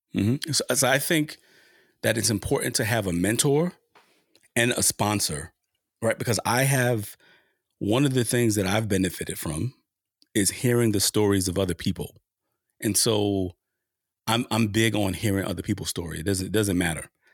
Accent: New York City, New York, United States; my experience with the police growing up in Harlem during the height of the crack cocaine epidemic

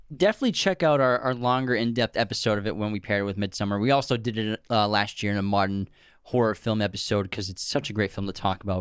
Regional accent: Massachusetts, United States; we grew up in Massachusetts

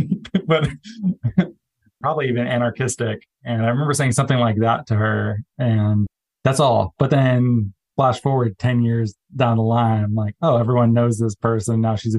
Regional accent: Arizona, United States; I'm from Arizona

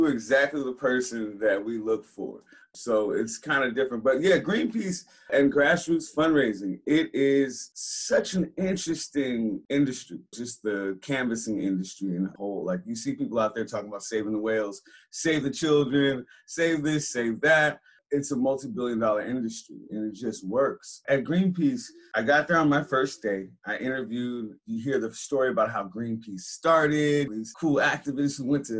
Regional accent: San Francisco, California, United States; I grew up in Hunters Point, San Francisco, that spot that's not on the tourist map

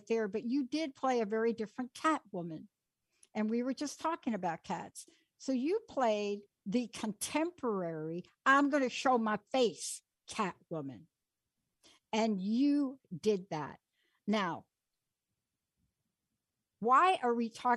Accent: New York, United States; moved away; I grew up in New York. I lived there on the East Coast most of my life.

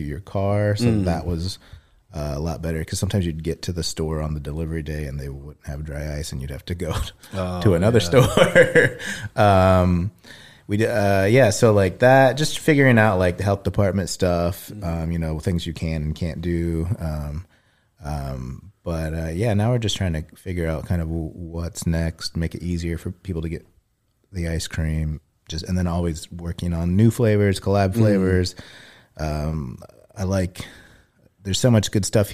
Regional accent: Kokomo, Indiana, United States; now in Indianapolis, United States; my hometown, which is Kokomo, about an hour from here

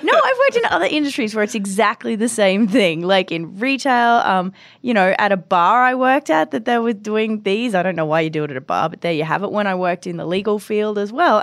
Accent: Brisbane, Queensland, Australia; moved away as an adult; now in Edmonton, Canada; I went to university in, um, in Brisbane, Australia, my hometown

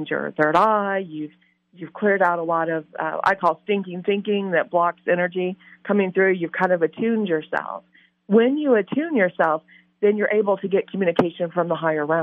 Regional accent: Louisiana, United States; I'm from Louisiana, love New Orleans

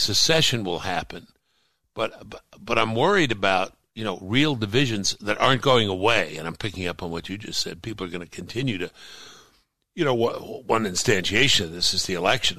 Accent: New York City, New York, United States; I grew up in Brooklyn, New York

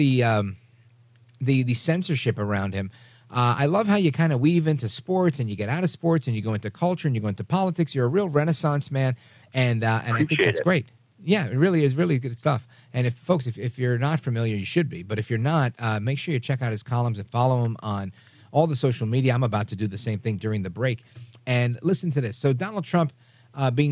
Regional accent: New York City, New York, United States; I'm a New Yorker, native New Yorker

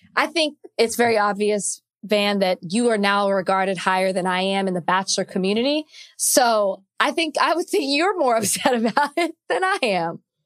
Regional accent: Dallas, Texas, United States; I'm from Oak Cliff

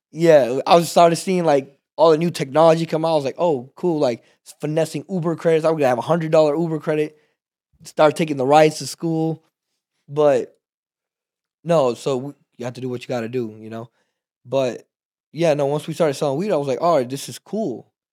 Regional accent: Texas, United States; also born or lived in Pakistan; we're from Texas

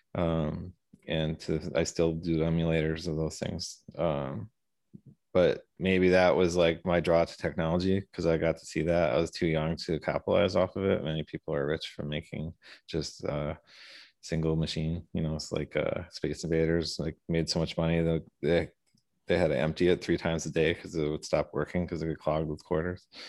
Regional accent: Milwaukee, Wisconsin, United States; most of my life I was on the east side of Milwaukee.

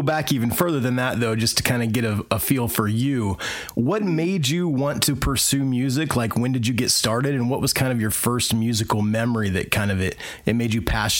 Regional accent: Indiana, United States; living in the middle of the country, which is where … are from, we're from Indiana.

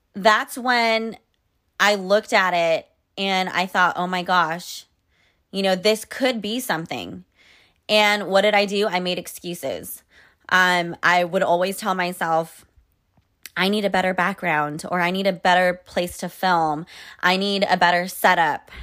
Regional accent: Sacramento, California, United States; moved away as an adult; also born or lived in New York City; when I moved back to California to my hometown, I was at my parents' place

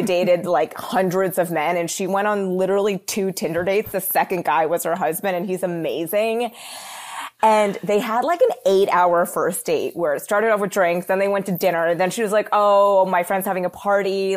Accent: Philadelphia, Pennsylvania, United States; moved away as an adult; also born or lived in New York City; I grew up in the suburbs of Philly, and then I moved to New York City when I was eighteen.

